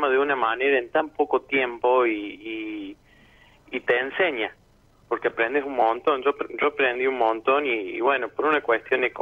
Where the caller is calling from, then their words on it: Córdoba, Argentina; de Córdoba, de Córdoba.